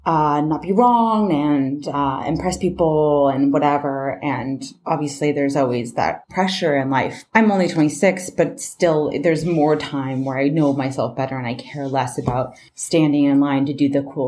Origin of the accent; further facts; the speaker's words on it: Bay Area, Northern California, United States; No, I'm from Northern California. Oh, okay. So I'm from the Bay Area.